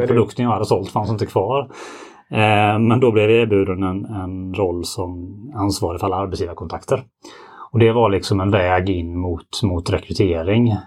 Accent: Ljungby, Kronoberg County, Sweden; accent: Småland; moved away as an adult; now in Gothenburg, Sweden; Södra Småland, Ljungby närmare bestämt, där jag är född och uppvuxen

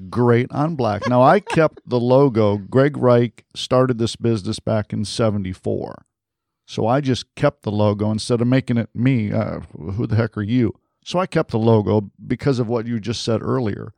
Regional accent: Detroit, Michigan, United States; moved away; I'm from Detroit originally

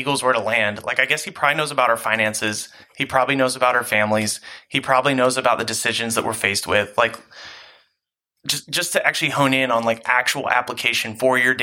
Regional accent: United States; me as an American youth pastor, me as like an American Christian

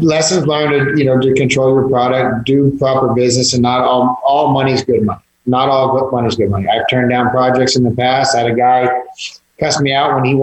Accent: Georgetown, Texas, United States; also born or lived in Austin, Texas; now in San Antonio, United States; I grew up in Georgetown by Austin, spent some time in Austin

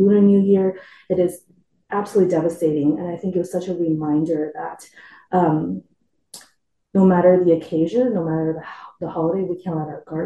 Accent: Sichuan, China; now in Edmonton, Canada; I'm from Sichuan area of China

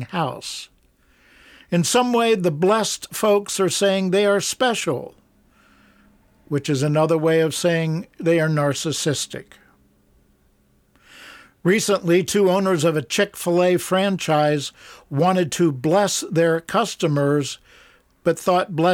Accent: Columbus, Ohio, United States; I grew up in Columbus, Ohio

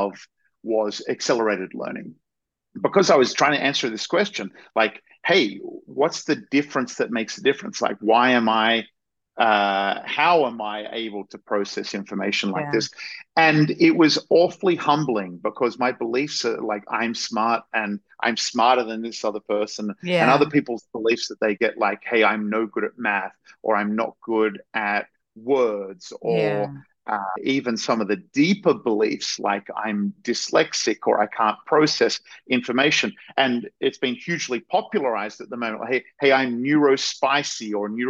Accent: Australia; I grew up in Australia, and I had, what was considered at the time sort of a normal, idyllic sort of Australian upbringing.

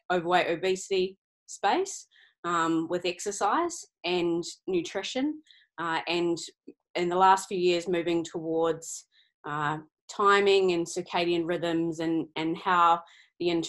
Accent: New Zealand; now in Australia; I'm I'm a New Zealander living in Australia

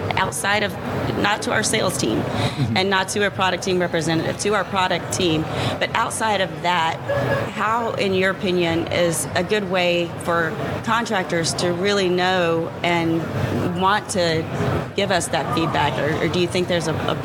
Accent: Louisiana, United States; moved away as an adult; now in San Diego, United States; I am from Louisiana, born and raised, small town.

